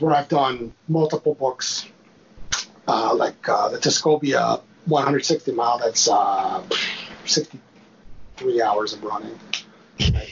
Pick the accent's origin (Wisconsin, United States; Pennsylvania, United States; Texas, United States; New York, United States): Wisconsin, United States; I'm from Wisconsin